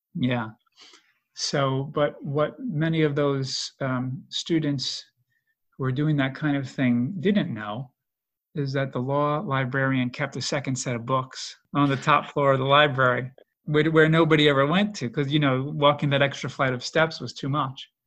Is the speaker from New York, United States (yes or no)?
yes; New York, United States; I grew up in New York.